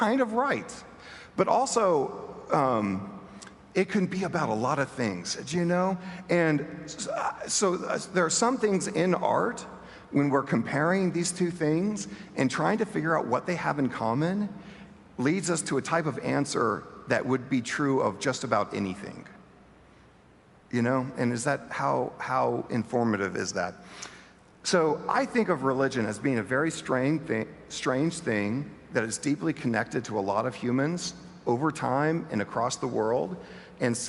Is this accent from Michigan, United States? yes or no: no; Bentonville, Arkansas, United States; moved away; My hometown is Bentonville, Arkansas